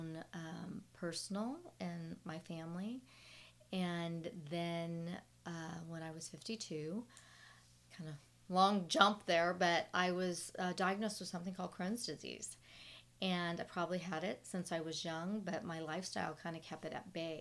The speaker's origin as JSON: {"language": "English", "region": "Southern California", "country": "United States", "tie": "born or raised there", "moved": "yes", "lives_now": "Dallas-Fort Worth, United States", "said": "I grew up in Southern California"}